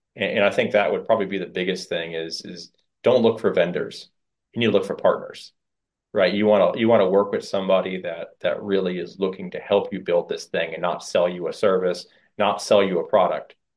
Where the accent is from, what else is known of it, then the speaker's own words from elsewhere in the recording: Fort Pierce, Florida, United States; I'm a Fort Piercy-ian. And, um, you know, this is my hometown